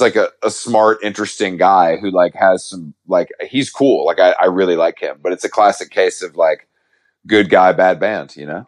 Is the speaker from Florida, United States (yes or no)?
no; the South, Georgia, United States; I'm from the South